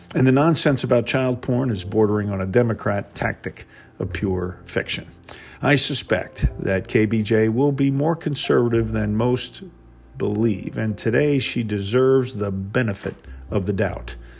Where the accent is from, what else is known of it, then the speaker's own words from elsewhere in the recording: New Jersey, United States; now in Georgia, United States; I reside in Georgia, and though I am from New Jersey